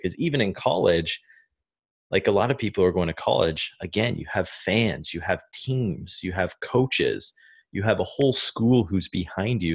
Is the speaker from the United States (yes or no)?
no; Canada; moved away as an adult; Growing up in Canada